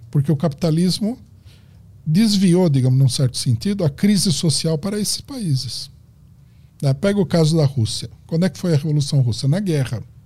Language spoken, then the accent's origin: Portuguese; Brazil; nós somos brasileiros